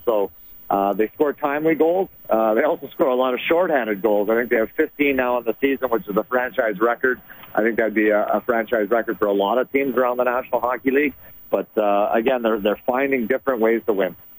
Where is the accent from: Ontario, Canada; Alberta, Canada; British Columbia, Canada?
Alberta, Canada; Sherwood Park; I'm from Sherwood Park. I'm an Edmonton guy, and obviously, you know, growing up watching the Edmonton Oilers